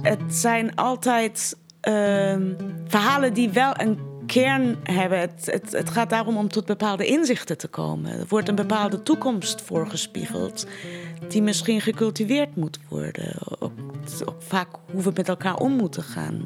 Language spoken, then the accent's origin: Dutch; Iran; Dutch is a second language; now in Netherlands; De hele Iraanse cultuur is indirect. Wij zijn nooit zo direct als Nederlanders dat zijn.